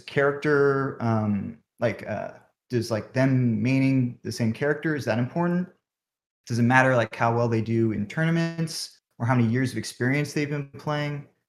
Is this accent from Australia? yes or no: no; Bay Area, California, United States; I'm from the Bay Area.